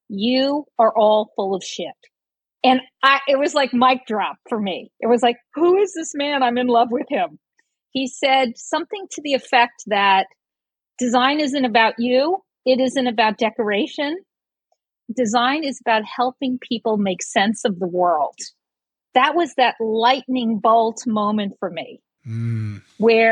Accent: New York City, New York, United States; also born or lived in Brooklyn / Staten Island; I grew up in New York City. I was born in Brooklyn and lived in Staten Island

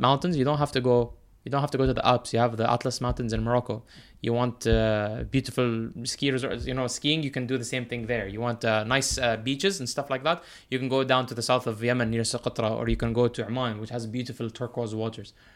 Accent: United Arab Emirates; also born or lived in United States; growing up here, I wasn't confined to, like, the Emirati only club

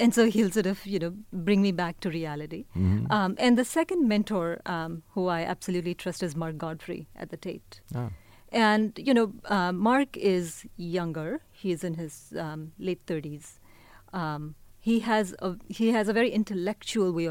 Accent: India; now in Bay Area, United States; I'm Indian, but I also think of the Bay Area as home.

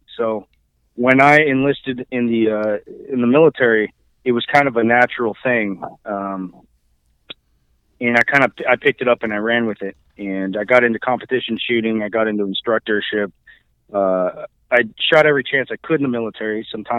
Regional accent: California, United States; also born or lived in East Coast / New Mexico / Oregon; I did spend the later years of my youth in California.

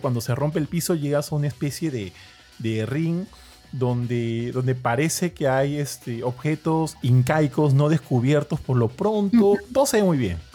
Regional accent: Peru; acá en Perú somos bastante orgullosos

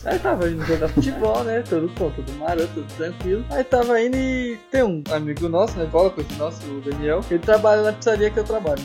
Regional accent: Brazil; nunca saí do Brasil

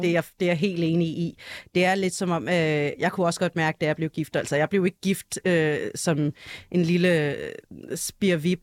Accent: Denmark; vi, vi alle sammen er, er født og opvokset i Danmark

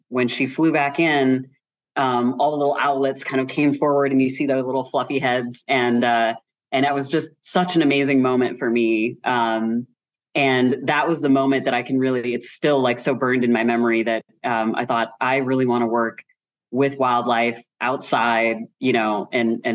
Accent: Midwest, United States; I grew up in just suburbia in the Midwest

